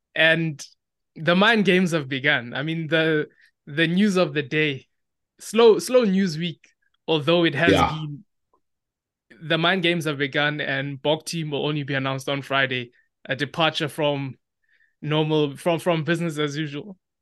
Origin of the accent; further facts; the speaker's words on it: South Africa; as South African rugby fans, all we do is we love to speculate